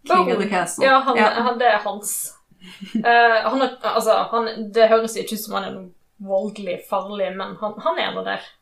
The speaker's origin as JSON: {"language": "Norwegian", "town": "Rosendal", "region": "Vestland", "country": "Norway", "tie": "born or raised there", "accent": "Western Norwegian dialect", "said": "Jeg har ve veldig utvanna vestlandsdialekt, men jeg er egentlig fra Rosendal. Uh, I Kvinnherad."}